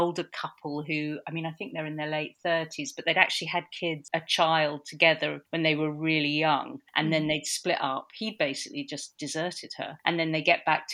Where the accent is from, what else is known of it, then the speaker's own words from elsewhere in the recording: London, United Kingdom; I grew up in Notting Hill. I was actually born in a little two-bedroom flat in Notting Hill